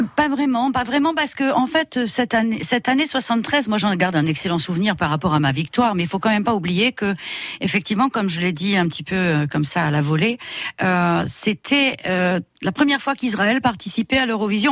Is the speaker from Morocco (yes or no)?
yes; Morocco; moved away; je suis née au Maroc, mais toutes mes vacances, je les passais en Bourgogne